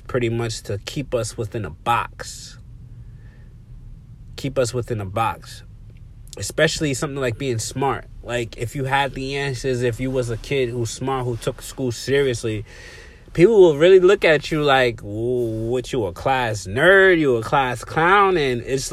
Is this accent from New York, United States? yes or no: yes; New York City, New York, United States; where I come from the Bronx, the South Bronx to be exact, Colin Avenue, you know, projects